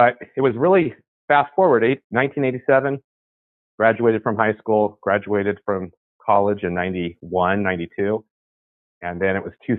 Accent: San Francisco Bay Area, California, United States; I'm from the San Francisco, California Bay Area, right in the heart of, grew up in the Silicon Valley explosion

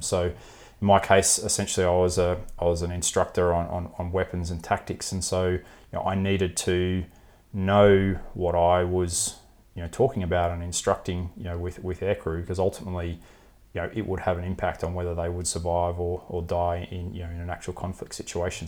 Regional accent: Melbourne, Victoria, Australia; I grew up in Melbourne

